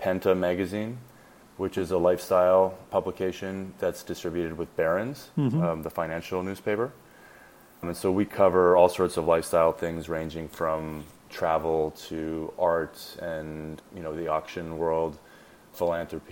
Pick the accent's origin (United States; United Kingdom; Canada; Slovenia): Canada; La Ronge, Saskatchewan; moved away; also born or lived in Toronto; I was born in Saskatchewan, Canada, in a little town called LaRange, which is like fairly north in the province.